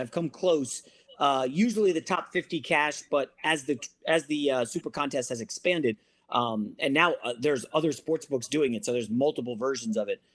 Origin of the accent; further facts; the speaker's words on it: Northern Virginia, United States; also born or lived in New York; now in Los Angeles, United States; we grew up in Northern Virginia